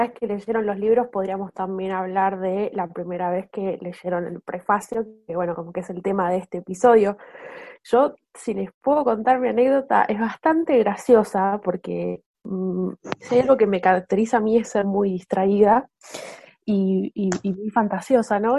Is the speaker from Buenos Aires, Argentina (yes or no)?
yes; Buenos Aires, Argentina; soy de Argentina, Buenos Aires.